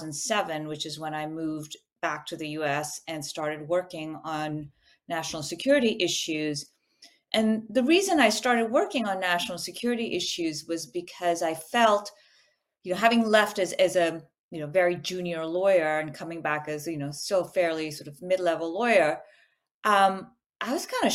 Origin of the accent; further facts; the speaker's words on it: Pakistan; also born or lived in The Hague, Netherlands; now in United States; I'm Pakistani by birth.